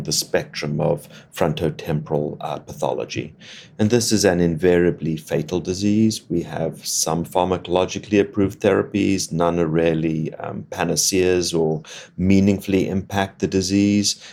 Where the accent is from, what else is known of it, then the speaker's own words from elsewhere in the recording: Cape Town, Western Cape, South Africa; moved away as an adult; also born or lived in Oxford, United Kingdom / Boston, United States / Atlanta, United States; now in Miami, United States; I grew up in Cape Town, South Africa, which is where I trained originally